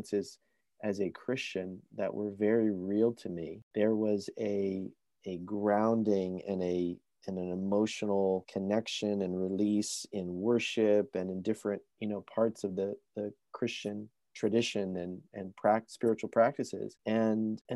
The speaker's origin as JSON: {"language": "English", "country": "United States", "tie": "born or raised there", "moved": "as an adult", "lives_now": "Vancouver, Canada"}